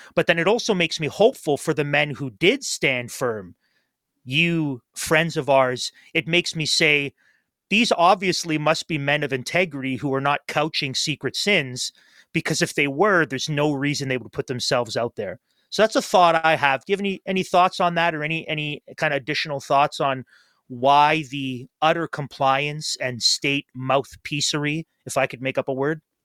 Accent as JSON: {"language": "English", "town": "Toronto", "region": "Ontario", "country": "Canada", "tie": "born or raised there", "moved": "yes", "lives_now": "Kingston, Canada", "said": "my home church where I grew up in Toronto"}